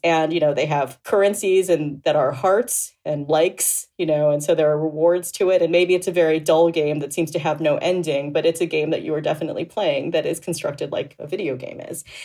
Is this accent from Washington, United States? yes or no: no; Boca Raton, Florida, United States; I was raised in Boca Raton, Florida